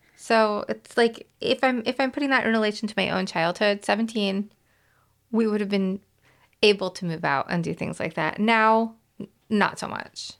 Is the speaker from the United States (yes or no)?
no; Canada; I grew up in Canada